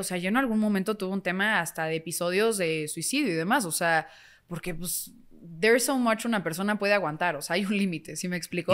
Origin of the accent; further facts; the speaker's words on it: Mexico; como mexicanos